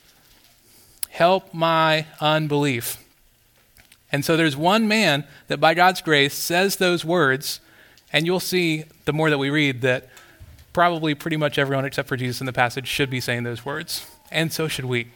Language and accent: English; Florida, United States; moved away; I grew up in Florida, and I grew up as far as you could geographically get from a beach, like right in the middle of the state